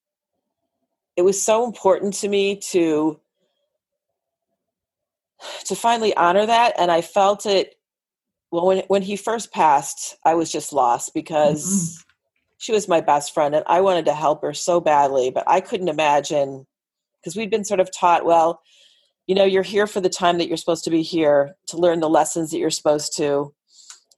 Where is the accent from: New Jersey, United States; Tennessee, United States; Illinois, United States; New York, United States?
Illinois, United States; Northern; moved away as an adult; now in Los Angeles, United States; where we grew up in Illinois